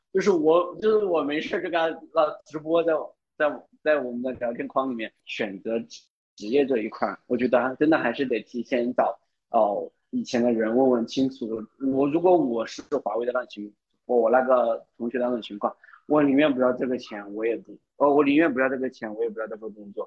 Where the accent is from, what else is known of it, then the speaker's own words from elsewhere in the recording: Chongqing, China; also born or lived in Beijing; now in Chengdu, China; 我是重庆人